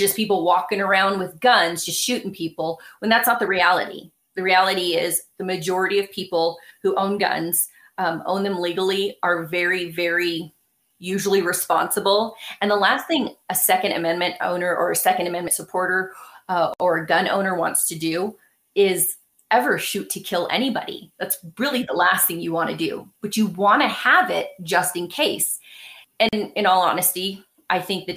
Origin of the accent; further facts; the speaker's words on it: Los Angeles, California, United States; I was born and raised in Los Angeles